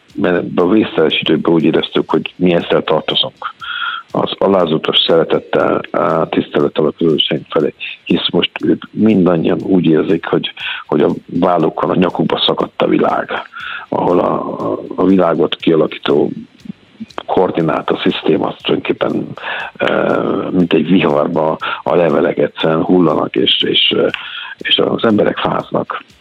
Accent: Hungary; moved away; a szülőhazám

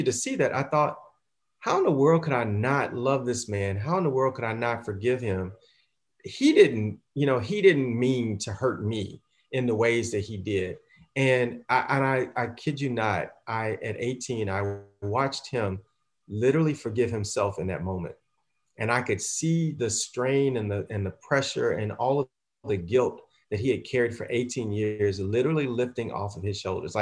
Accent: the South, United States; I'm a young African-American male growing up in the South, early 70s

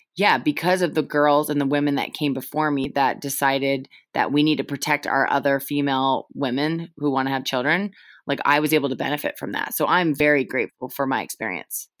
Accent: Julie Foudy's hometown, California, United States; I grew up in Julie Foudy's hometown

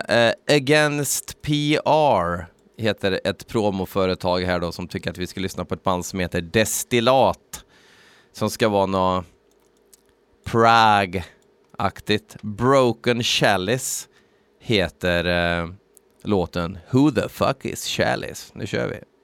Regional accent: Värmland, Sweden; vi är värmlänningar

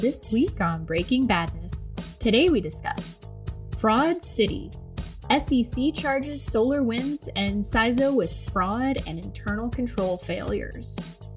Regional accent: Cleveland, Ohio, United States; I'm from Cleveland

